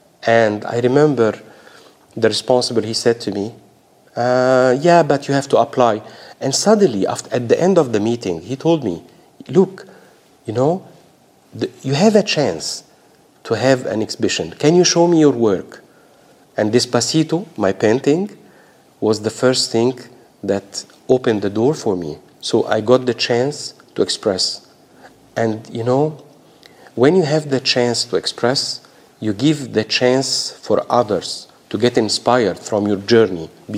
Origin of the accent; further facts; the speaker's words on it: Australia; I want to say to Australians, such a privilege being Australian, having a voice, having the freedom of expression, to belong to the diverse community